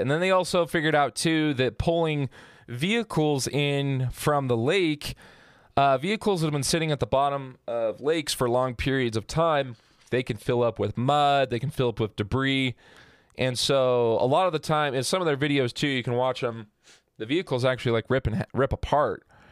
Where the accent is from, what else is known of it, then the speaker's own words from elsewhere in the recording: Hurricane, Utah, United States; I grew up in Hurricane Utah